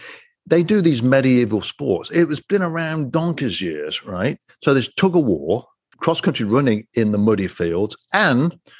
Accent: just outside of Coventry, West Midlands, United Kingdom; moved away; I was born and raised just outside of Coventry, but wasn't really in the true English countryside

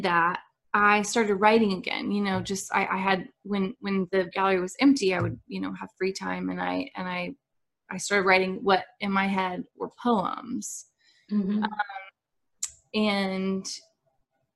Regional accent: Nashville, Tennessee, United States; also born or lived in Dallas, Texas; we moved to Nashville in 1996

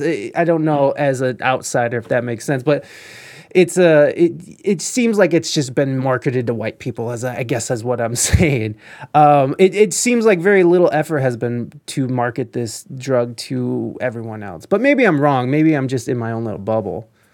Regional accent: United States; as an American

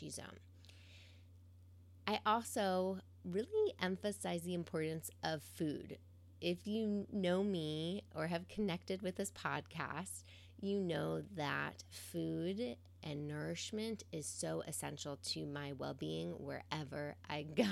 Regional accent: New York City, New York, United States; moved away as an adult; now in Pacific Northwest, United States; As a New Yorker who grew up around cement streets and Central Park as her wild backyard

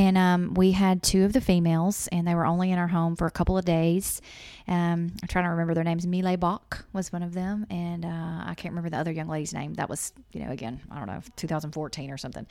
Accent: Louisiana, United States; moved away as an adult; also born or lived in Mississippi; I'm from Louisiana, went to school in Mississippi, and we moved here from Mississippi

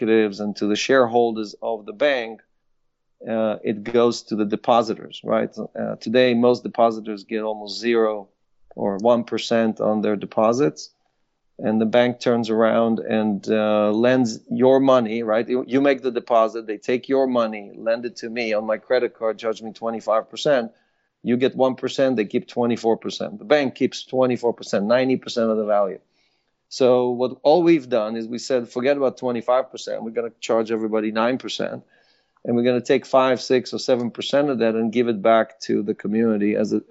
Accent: Israel; English is a second language; moved away as an adult; also born or lived in Ukraine; now in United States; I was born in Ukraine, grew up in Israel

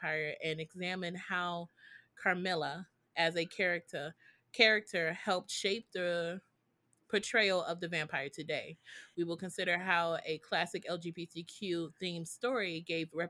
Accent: United States; I am American

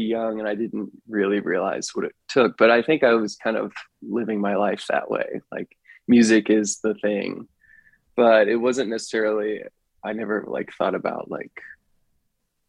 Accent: Pennsylvania, United States; I grew up in Pennsylvania

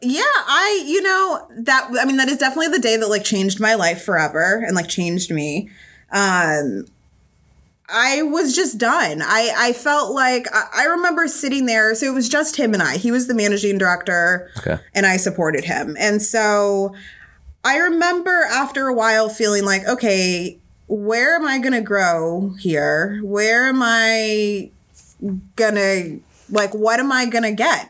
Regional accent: Southern California, United States; now in Boston, United States; I'm originally from Southern California

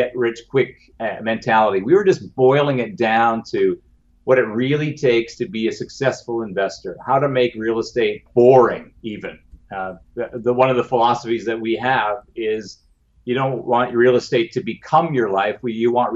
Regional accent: Canada; being a Canadian

